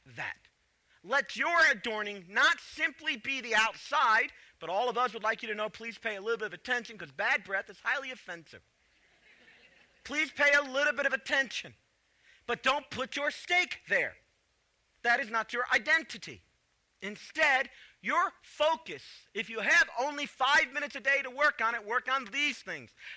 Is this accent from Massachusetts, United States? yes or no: no; Chicago, Illinois, United States; moved away; also born or lived in the South; I grew up in Chicago